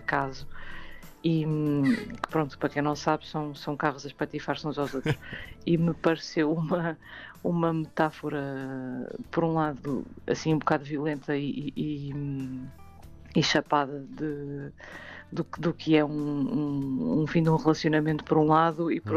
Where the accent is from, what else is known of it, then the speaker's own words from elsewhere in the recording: Porto, Norte, Portugal; é a minha cidade natal